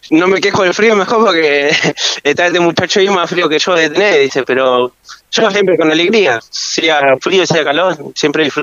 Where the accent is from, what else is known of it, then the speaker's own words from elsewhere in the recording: Río Gallegos, Santa Cruz, Argentina; Yo soy nacido y criado acá